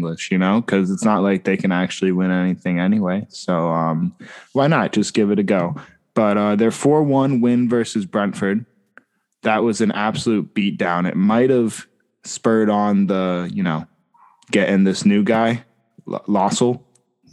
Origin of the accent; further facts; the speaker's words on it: United States; As an American